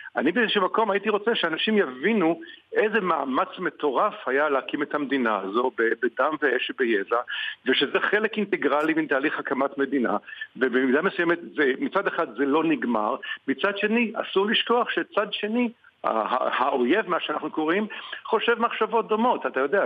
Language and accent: Hebrew; Israel; אני ישראלי